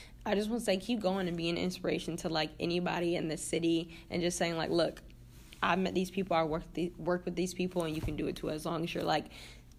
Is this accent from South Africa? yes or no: no; Niagara Falls, New York, United States; I'm from Niagara Falls